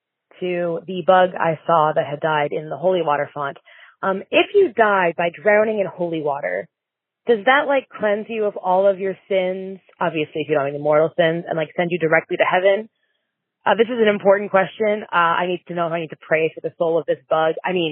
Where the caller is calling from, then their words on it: Michigan, United States; I'm calling from Michigan.